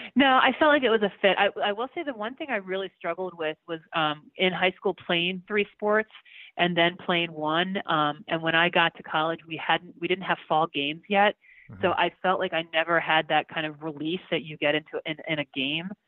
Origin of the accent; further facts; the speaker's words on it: Baltimore, Maryland, United States; moved away as an adult; now in Denver, United States; I grew up in Baltimore, so I feel like everybody kind of is, is born with a lacrosse stick in their hand back there.